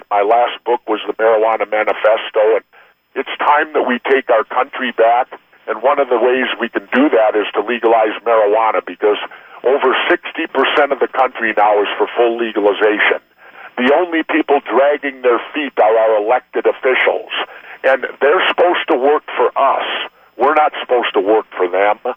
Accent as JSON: {"language": "English", "region": "Minnesota", "country": "United States", "tie": "born or raised there", "said": "He grew up in my home state."}